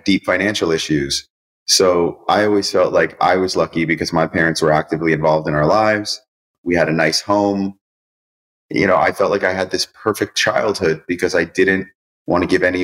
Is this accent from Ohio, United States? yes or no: no; Cos Cob, Connecticut, United States; I grew up in Coscob, Connecticut, so that I was able to go to Greenwich High School